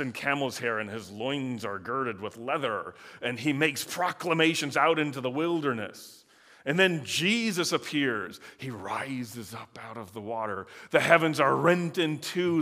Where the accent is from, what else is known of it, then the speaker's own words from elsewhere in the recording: Michigan, United States; I grew up in Michigan